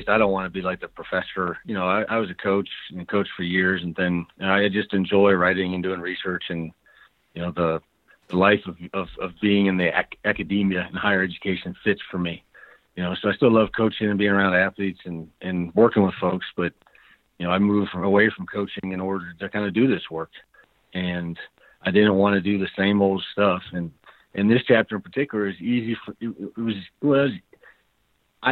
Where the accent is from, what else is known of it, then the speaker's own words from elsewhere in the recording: Cleveland, Ohio, United States; now in Denver, United States; I live in Denver now, but I grew up in Cleveland, Ohio